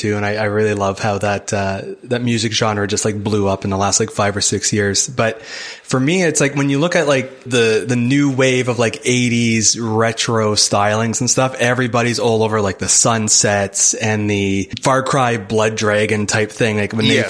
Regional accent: Hamilton, Ontario, Canada; I'm from Hamilton, Ontario. It's just outside Toronto

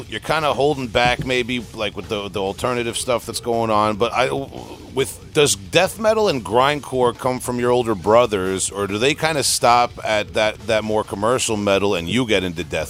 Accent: New York, United States; accent: New York; Because some people hear New York, they hear my accent on the show

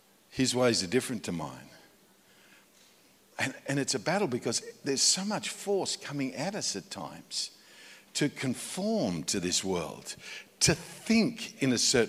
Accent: Australia; moved away as an adult; now in United States; I moved to America. Been there for almost 10 years. And so I'm an Australian in America

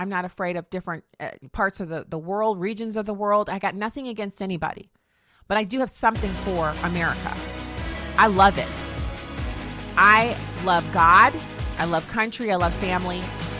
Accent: Germany; I grew up in Germany.

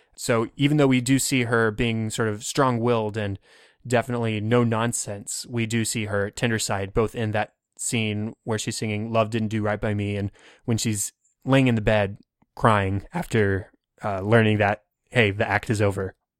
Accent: Texas, United States; I'm from Texas. I don't see very many truly white Christmases.

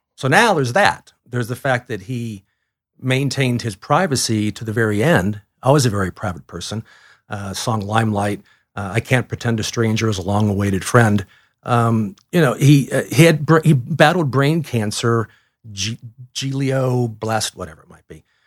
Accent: Cleveland, Ohio, United States; also born or lived in Colorado; now in Atlanta, United States; I literally was a fourteen-year-old growing up in Cleveland, Ohio

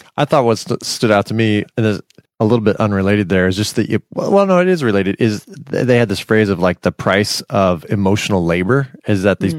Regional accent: Silicon Valley, California, United States; I grew up in Silicon Valley

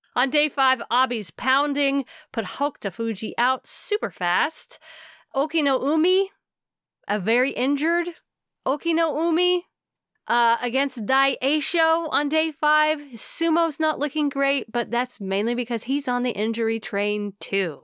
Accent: United States; as an American.

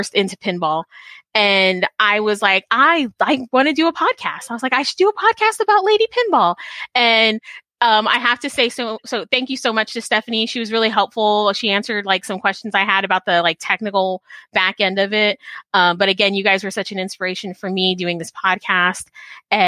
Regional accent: Texas, United States; also born or lived in Chicago, Illinois; I was born in Chicago, but I grew up in Texas

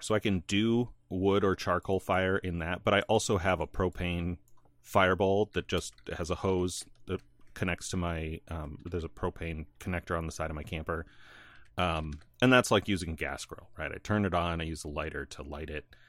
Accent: northern Illinois, United States; moved away; also born or lived in North Carolina / northern Indiana; I grew up in Illinois until I wa-, n, in nor-, northern Illinois, like past Chicago, almost Wisconsin

